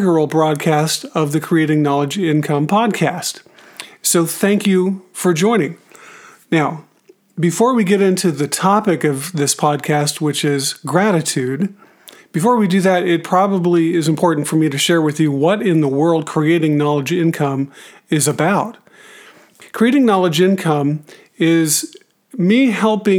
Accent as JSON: {"language": "English", "region": "Arizona", "country": "United States", "moved": "yes", "said": "I'm originally from Arizona, and we howdy just as well as anybody"}